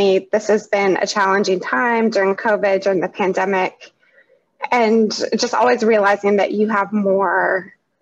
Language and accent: English; Seattle, Washington, United States; I'm from Seattle, so you're getting that from somebody who is authentically from here